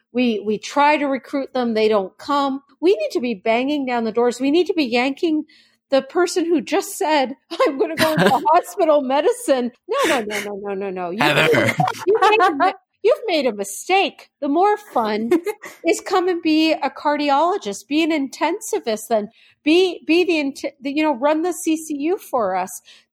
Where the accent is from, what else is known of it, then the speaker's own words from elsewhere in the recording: Canada; now in United States; I came here as a Canadian. I didn't understand all of that.